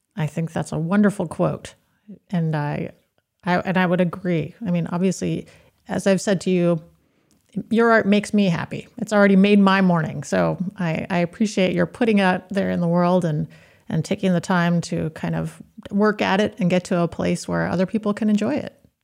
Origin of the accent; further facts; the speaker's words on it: Maine, United States; I grew up in Maine. I haven't spent much time outside of the state of Maine